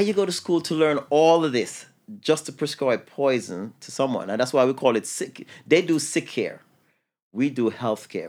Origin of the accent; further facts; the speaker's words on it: New York City, New York, United States; I grew up in New York City